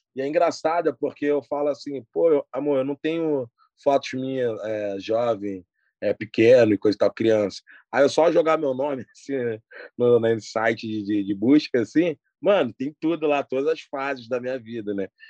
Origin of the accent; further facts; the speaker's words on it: Rio de Janeiro, Brazil; eu nasci no Hospital Geral de Bom Sucesso e fui criado na favela da Kelso, zona norte do Rio de Janeiro